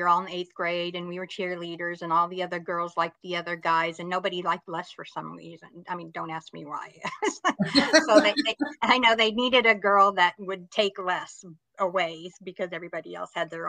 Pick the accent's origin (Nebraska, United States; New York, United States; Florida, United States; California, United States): California, United States; Los Angeles; I grew up in West Los Angeles. Right now, I live about 50 miles north of LA.